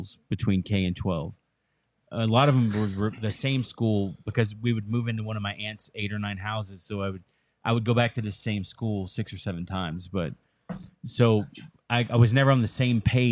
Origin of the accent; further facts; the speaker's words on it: Dallas, Texas, United States; moved away as an adult; also born or lived in Florida / South Carolina / Connecticut / Norfolk; I grew up mostly in Dallas, Fort Worth